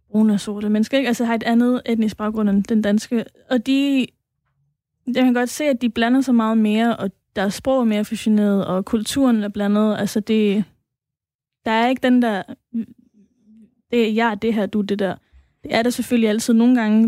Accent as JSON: {"language": "Danish", "town": "Aarhus", "region": "Central Denmark Region", "country": "Denmark", "tie": "born or raised there", "said": "opvokset i Gellerup og har, har været øh, aktiv derude sådan hele tiden"}